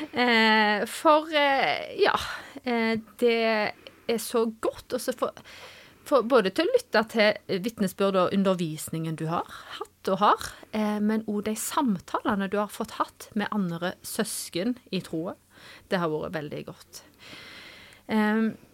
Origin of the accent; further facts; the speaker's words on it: Vea, Norway; Jeg er eh, fra Vea